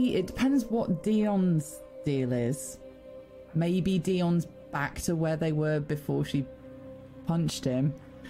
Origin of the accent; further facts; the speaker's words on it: England, United Kingdom; Shush, I'm English.